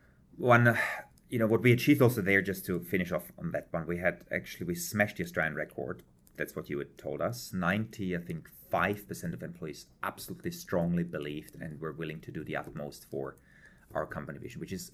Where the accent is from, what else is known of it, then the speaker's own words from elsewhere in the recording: Prague, Czechia; born there; English is a second language; also born or lived in Germany / Switzerland; So I was born in Prague in a family of German parents. Spent some time in Czech, in Germany, had then a global role in Switzerland for Hilti